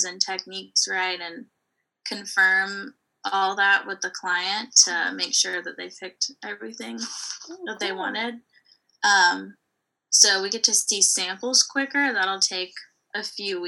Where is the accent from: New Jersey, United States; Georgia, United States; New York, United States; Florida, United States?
Georgia, United States; Savannah; I actually went to high school at Savannah Arts, so I grew up in Savannah